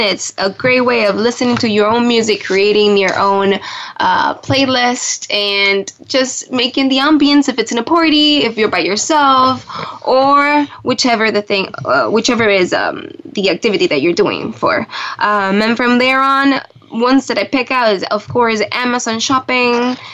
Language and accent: English; Puerto Rico; also born or lived in Buenos Aires, Argentina; now in Washington, DC, United States; I'm originally from Puerto Rico, um, right now here in DC